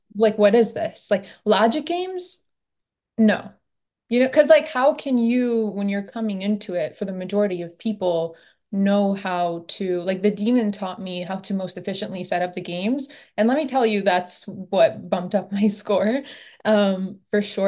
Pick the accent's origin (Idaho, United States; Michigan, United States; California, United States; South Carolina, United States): Michigan, United States; I'm from Michigan